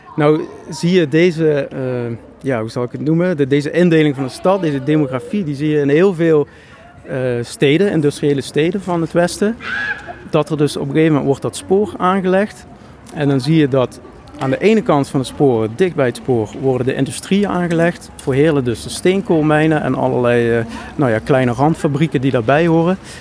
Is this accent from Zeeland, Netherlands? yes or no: no; Schimmert, Limburg, Netherlands; Schimmert, waar ik vandaan kom